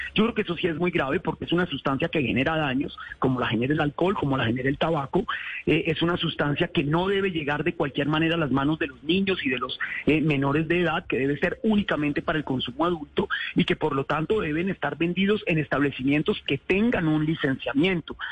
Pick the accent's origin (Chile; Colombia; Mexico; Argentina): Colombia; nuestra idiosincrasia como colombianos